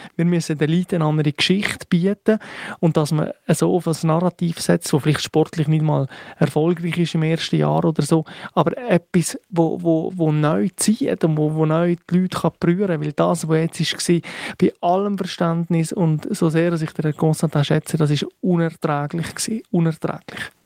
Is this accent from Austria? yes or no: no; Valais, Switzerland; als Walliser